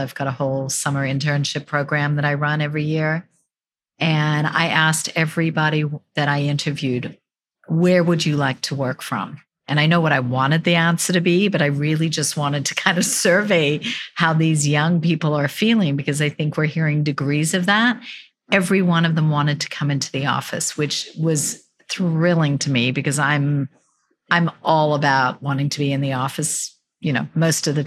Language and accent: English; Australia; now in United States; I'm from Australia